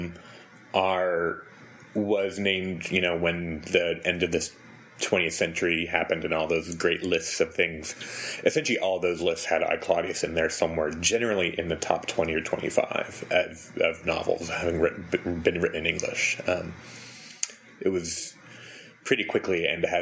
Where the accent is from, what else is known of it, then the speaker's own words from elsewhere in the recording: United States; I'm an American. In case you couldn't tell, an American.